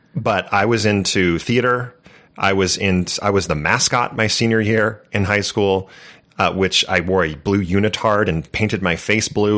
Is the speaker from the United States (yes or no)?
yes; California, United States; I grew up in California